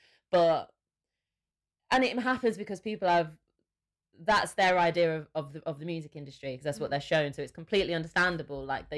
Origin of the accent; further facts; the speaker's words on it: England, United Kingdom; So I don't even know if you can hear my accent in my voice, and I'm not too sure whether you would know I was English.